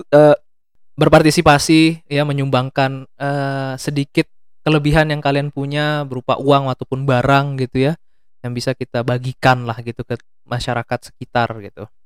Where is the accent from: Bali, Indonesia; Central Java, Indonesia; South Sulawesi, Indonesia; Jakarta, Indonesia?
Central Java, Indonesia; Magelang; dari daerahku sendiri Magelang, Jawa Tengah ada